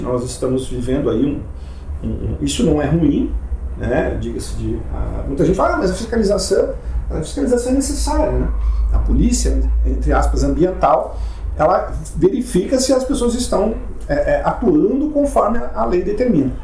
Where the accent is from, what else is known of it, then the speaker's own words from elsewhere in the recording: Rio Grande do Sul, Brazil; eu sou gaúcho